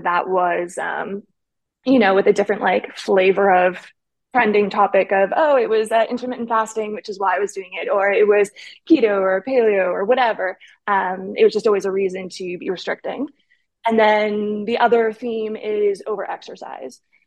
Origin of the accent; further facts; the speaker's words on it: Winnipeg, Manitoba, Canada; moved away as an adult; also born or lived in Thailand; now in Dubai, United Arab Emirates; I'm Canadian and grew up in Winnipeg, center of Canada